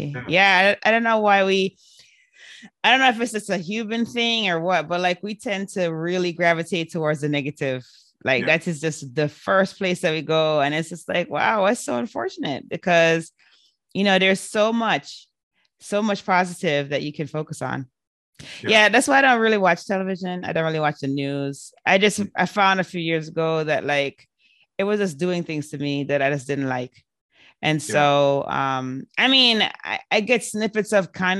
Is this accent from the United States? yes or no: no; Jamaica; moved away; I grew up partially in Jamaica, West Indies